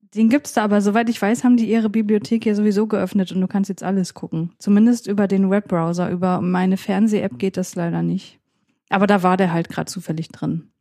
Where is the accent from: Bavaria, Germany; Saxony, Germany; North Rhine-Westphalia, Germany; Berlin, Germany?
Saxony, Germany; bei uns in Sachsen